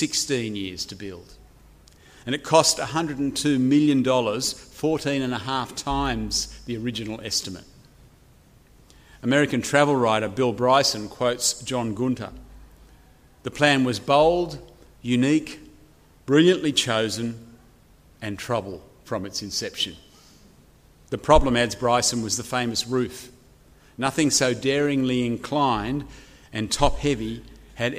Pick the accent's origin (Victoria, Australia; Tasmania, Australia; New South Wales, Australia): New South Wales, Australia; Chatswood; moved away as an adult; now in Wagga Wagga, Australia; I've been living in the great city of Wagga Wagga for now 20 years, but I grew up here in Chatswood.